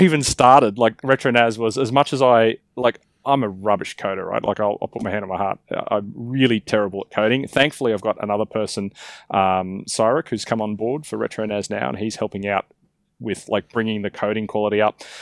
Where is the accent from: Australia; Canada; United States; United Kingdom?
Australia; as an Australian, I get told I speak quickly